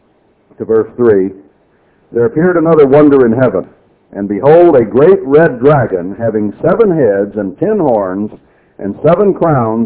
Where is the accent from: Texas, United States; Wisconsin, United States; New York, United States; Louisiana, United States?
Texas, United States; I was born in Texas